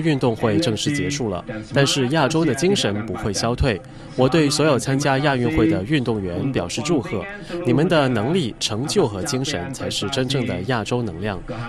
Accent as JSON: {"language": "Chinese", "town": "Hangzhou", "region": "Zhejiang", "country": "China", "tie": "born or raised there", "said": "二零二二年，我将在我的家乡杭州等待大家。"}